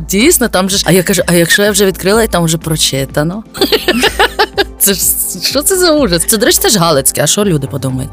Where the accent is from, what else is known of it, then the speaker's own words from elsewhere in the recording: Lviv, Lviv Oblast, Ukraine; я зі Львова